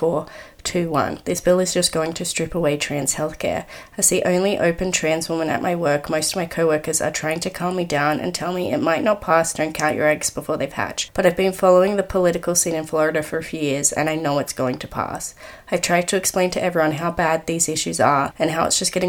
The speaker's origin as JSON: {"language": "English", "country": "Australia", "said": "I'm Australian"}